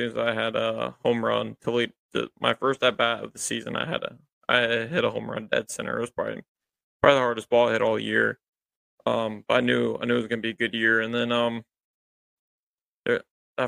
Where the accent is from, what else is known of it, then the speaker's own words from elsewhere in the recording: Columbus, Ohio, United States; I'm from Columbus, I've grew up going to Clippers games